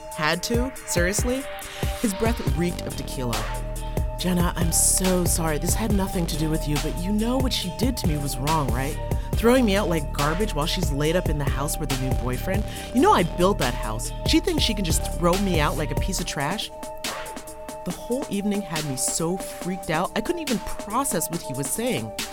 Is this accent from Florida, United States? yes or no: no; Hudson Valley, New York, United States; Where I'm from and I live is in the Hudson Valley